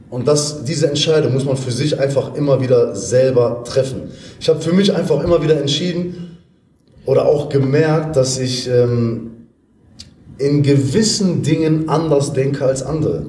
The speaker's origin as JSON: {"language": "German", "town": "Essen", "region": "North Rhine-Westphalia", "country": "Germany", "moved": "yes", "said": "komme ursprünglich aus Essen"}